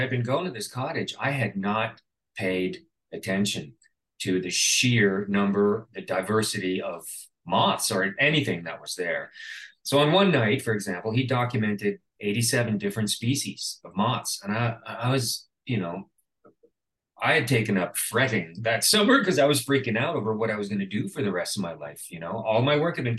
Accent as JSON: {"language": "English", "country": "Canada", "said": "being Canadian, I did receive a grant from the Canada Council for the Arts"}